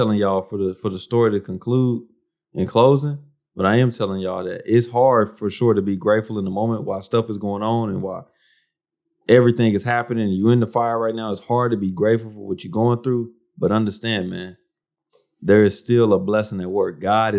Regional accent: United States; I'm an American. I'm an American. I'm married to a Haitian.

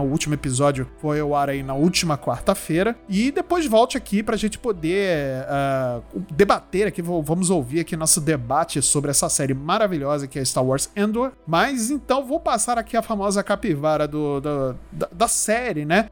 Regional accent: Brazil; como bons brasileiros que somos

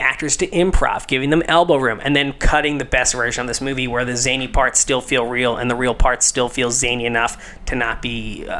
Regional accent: West Chester, Pennsylvania, United States; I'm from Westchester, Pennsylvania. It's 20 miles outside the city.

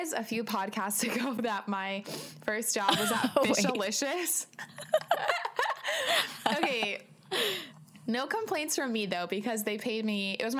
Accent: La Habra, California, United States; I started working at that breakfast place in La Habe, in my hometown.

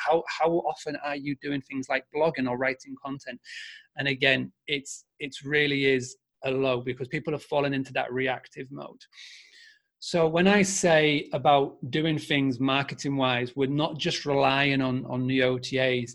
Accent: Yorkshire and the Humber, United Kingdom; accent: Yorkshire; my Yorkshire accent

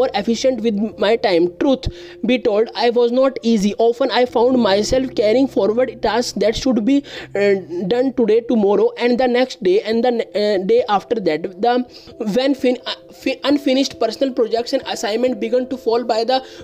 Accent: India; I am from India

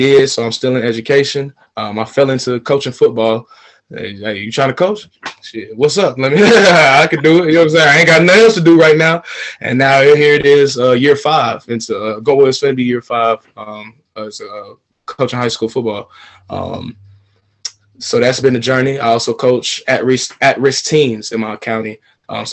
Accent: Atlanta, Georgia, United States; moved away as an adult; also born or lived in China; born and raised in Atlanta, Georgia

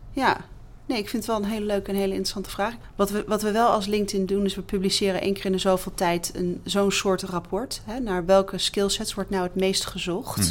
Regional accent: Netherlands; als Nederlanders

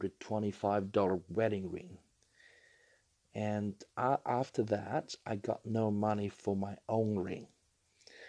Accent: China; now in Australia; I was originally from China, and I do remember growing up, I was living in a 3 meters by 3 meters

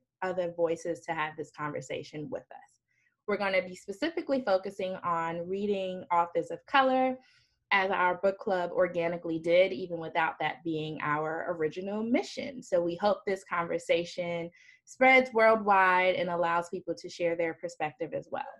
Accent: New York, United States; moved away; I'm originally from New York.

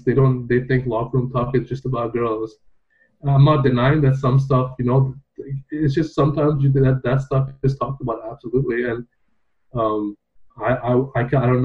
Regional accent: Dubai, United Arab Emirates; moved away as an adult; now in Canada; I grew up in Dubai

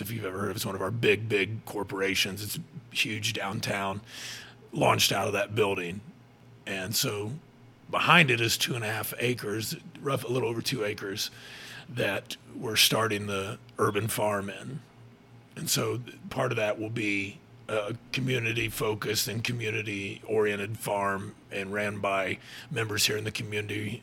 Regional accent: Fairmount, Indiana, United States; now in Muncie, United States; I'm from Fairmount, actually, which is a little tiny, tiny town, like 30 minutes from here

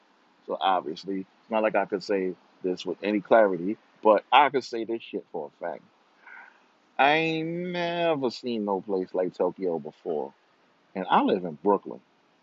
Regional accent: Rio de Janeiro, Brazil; born there; moved away; Mind you, I was born in Rio.

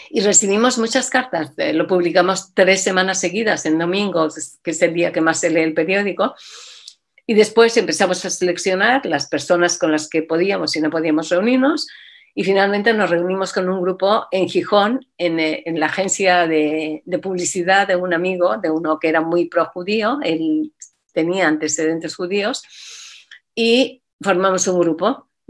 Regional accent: Mexico; moved away as an adult; now in Asturias, Spain; yo nací en México y en México sabes que la colectividad judía es muy grande, es muy potente y estuve ahí hasta que eh, cuando terminé el bachillerato hice el viaje típico que se hace a Israel

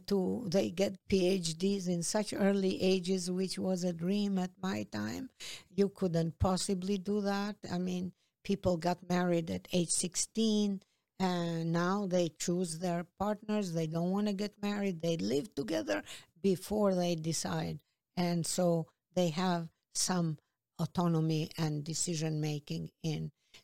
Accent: Peja, Kosovo; now in New York City, United States; I grew up in Peja.

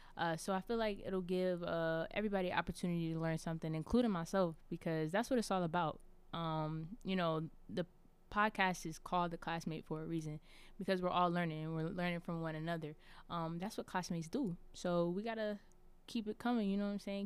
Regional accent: Charlotte, North Carolina, United States; I'm from Charlotte, North Carolina

